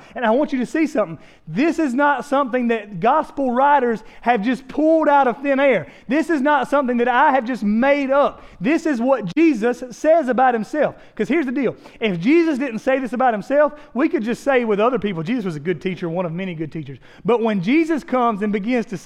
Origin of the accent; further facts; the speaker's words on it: South Carolina, United States; we're from South Carolina.